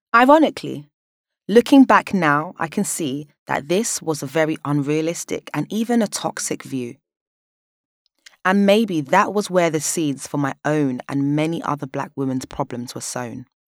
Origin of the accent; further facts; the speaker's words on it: London, United Kingdom; Born and raised in South London